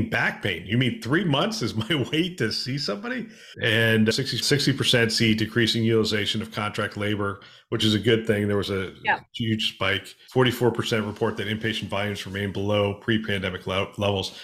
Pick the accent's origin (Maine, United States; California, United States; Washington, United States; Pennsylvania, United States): Pennsylvania, United States; I'm from Pennsylvania